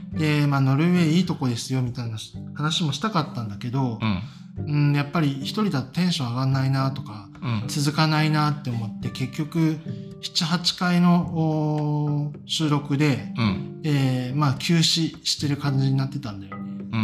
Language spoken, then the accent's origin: Japanese; Osaka, Japan; moved away as an adult; also born or lived in Tokyo / Singapore; now in Norway; 僕は、まあ、大阪出身で、うん、まあ、職ずっと東京で働いてた、まあ、シンガポールで働いてたこともあるけど